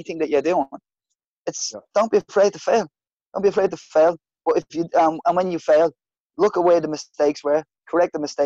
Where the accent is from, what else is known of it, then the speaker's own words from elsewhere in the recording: Dublin, Leinster, Ireland; I'm from Ballymun